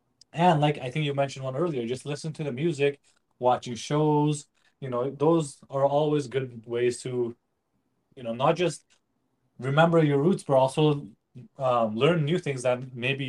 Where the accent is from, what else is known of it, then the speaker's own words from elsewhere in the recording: Saskatchewan, Canada; growing up in Saskatchewan, I didn't have many Nepali friends